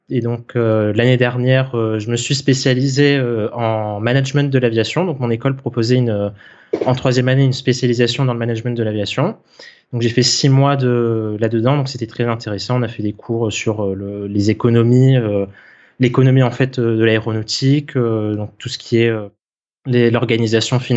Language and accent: French; Réunion, France; moved away as an adult; Donc moi de base je suis originaire de l'île de la Réunion, donc euh, c'est là-bas que j'ai grandi.